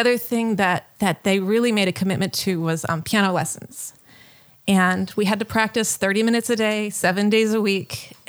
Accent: Tennessee, United States; also born or lived in New Orleans; No, I grew up in Tennessee, outside of Nashville. At the time, it was really rural, and there was not much awareness of what art was, or, you know, any kind of art world, where I grew up. But I was born in New Orleans

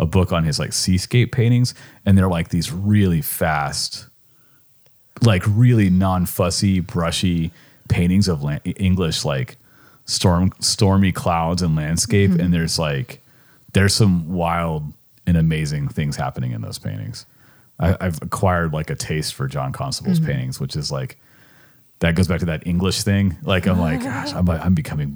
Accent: California, United States; moved away as an adult; now in Richmond, United States

